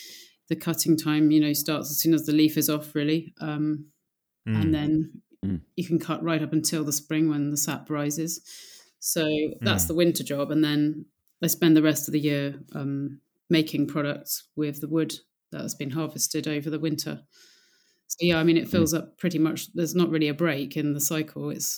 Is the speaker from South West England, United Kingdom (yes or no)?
no; South East England, United Kingdom; now in South coast, United Kingdom; I'm not originally from the south coast. I'm from Oxfordshire, which is much more inland.